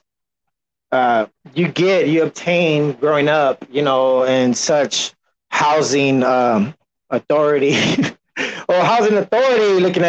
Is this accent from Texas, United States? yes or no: yes; San Antonio, Texas, United States; I am from San Antonio, but we never had a professional team all my life.